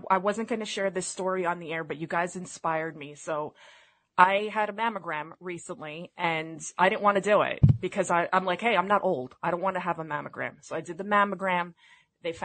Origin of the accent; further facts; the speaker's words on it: New York City, New York, United States; I'm from the Bronx